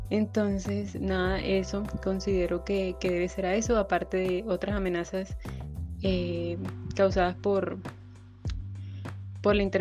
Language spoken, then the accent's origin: Spanish; Barranquilla, Atlántico, Colombia; soy estudiante de la Universidad Pedagógica Nacional de la Licenciatura en Biología y soy oriunda de Barranquilla